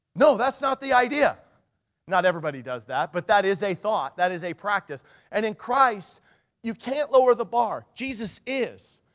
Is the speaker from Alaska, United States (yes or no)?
yes; Nikiski, Alaska, United States; I grew up in Nikiski and in the, on the Kenai, you know, in the Cook Inlet